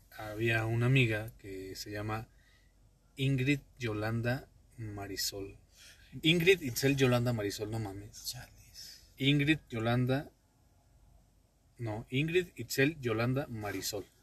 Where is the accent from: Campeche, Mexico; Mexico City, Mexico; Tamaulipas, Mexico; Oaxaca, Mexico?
Mexico City, Mexico; Se supone que yo soy el chilango, no tú, cabrón.